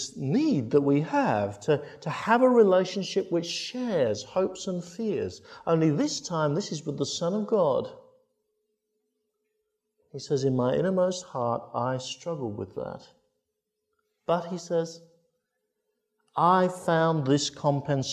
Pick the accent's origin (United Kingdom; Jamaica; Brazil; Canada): United Kingdom; Crediton, South West England; my hometown in Crediton